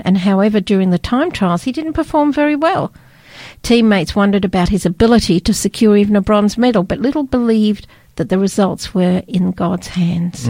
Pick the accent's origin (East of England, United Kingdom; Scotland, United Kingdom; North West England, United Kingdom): Scotland, United Kingdom; I was born in Scotland